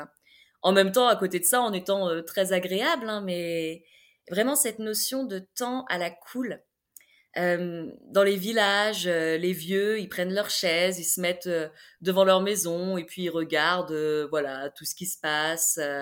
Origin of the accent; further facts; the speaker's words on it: France; accent: French; moved away; also born or lived in Serbia; avec mon accent français